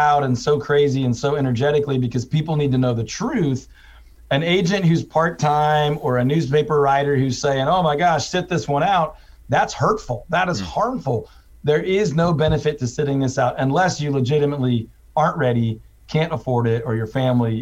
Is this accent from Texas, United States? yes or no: yes; Houston, Texas, United States; also born or lived in Waco; I'm originally from Houston. I went to school in Waco